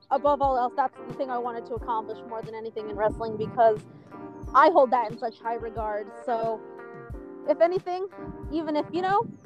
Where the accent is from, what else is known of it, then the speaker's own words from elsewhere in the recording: New Mexico, United States; So I'm like, hey guys, in case you didn't know, I'm from New Mexico.